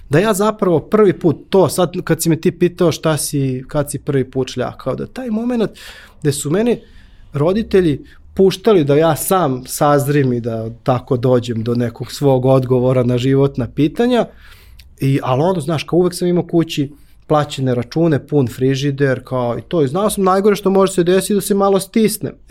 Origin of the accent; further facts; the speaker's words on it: Belgrade, Serbia; moved away as an adult; odakle si ti? Ja kažem, iz Beograda.